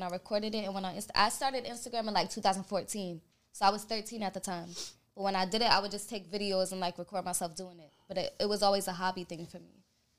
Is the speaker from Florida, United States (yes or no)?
yes; Miami, Florida, United States; And I'm from Miami.